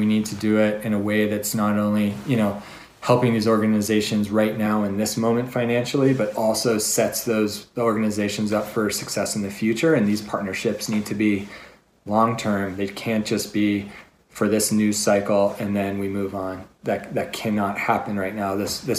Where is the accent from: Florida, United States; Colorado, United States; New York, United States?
Colorado, United States; Denver; The challenge for me is I came from Denver, which is like a beer mecca, you know.